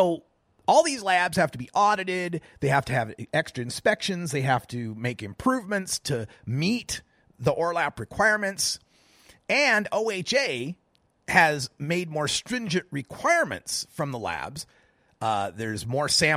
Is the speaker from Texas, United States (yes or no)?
no; Oregon, United States; my home state of Oregon